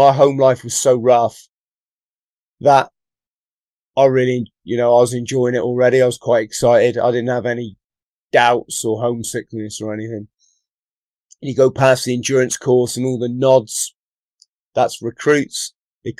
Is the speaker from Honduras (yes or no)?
no; the Southwest, South West England, United Kingdom; also born or lived in London; I've lived most of my life in the Southwest